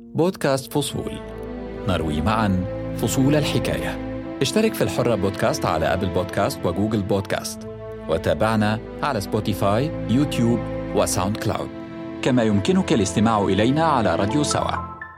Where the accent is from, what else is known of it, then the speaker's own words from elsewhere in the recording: Egypt; now in United States; وأنا مصري وانتقلنا للحياة والعمل هنا